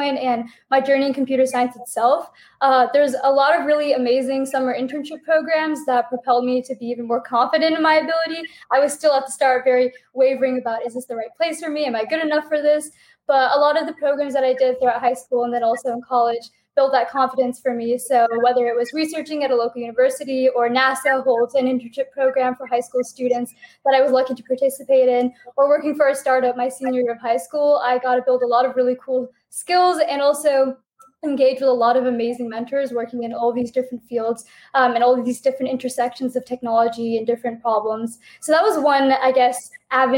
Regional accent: Seattle, Washington, United States; moved away as an adult; also born or lived in Princeton, United States; I grew up in the Pacific Northwest, specifically the greater Seattle area.

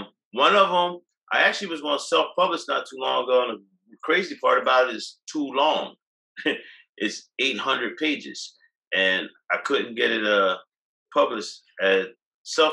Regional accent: New Jersey, United States; I'm from New Jersey

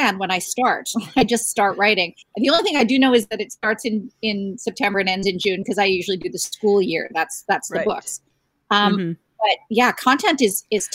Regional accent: Ottawa, Ontario, Canada; as Canadians, I grew up in Ottawa, the coldest capital in the world

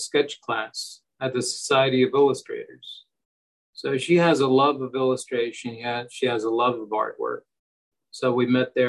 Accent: New York, United States; I'm a New Yorker.

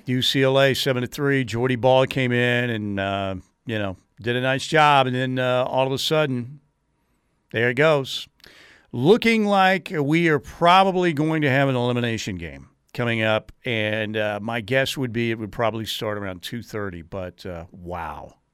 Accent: Norman, Oklahoma, United States; I grew up in Norman.

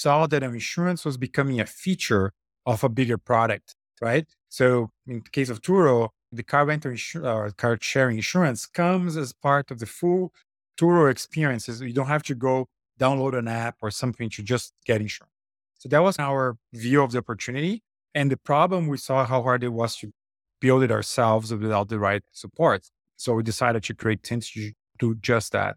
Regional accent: Brazil; moved away as an adult; I'm originally from Brazil, I had moved to come into bus-, business school

